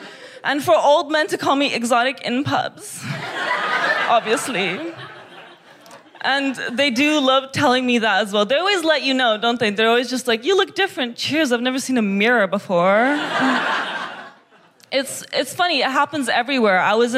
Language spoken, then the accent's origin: English; Kazakhstan; It's because I'm from Kazakhstan.